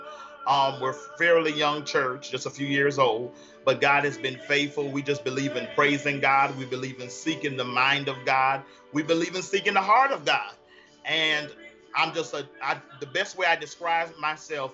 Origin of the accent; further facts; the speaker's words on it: Bridgeport, Connecticut, United States; moved away; I'm originally from Bridgeport, Connecticut. My parents, of course, are from Jamaica.